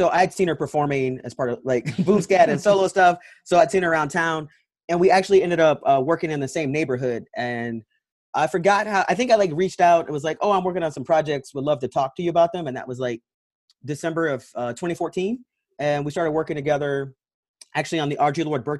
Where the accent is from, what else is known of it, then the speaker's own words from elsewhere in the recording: St. Louis, Missouri, United States; moved away as an adult; now in Washington, DC, United States; I'm born and raised in St. Louis, Missouri. Got to DC for the first time in July of 2002. So I have been here off and on for almost 18 years now. So I am not a native Washingtonian, but I like to say I'm rooted here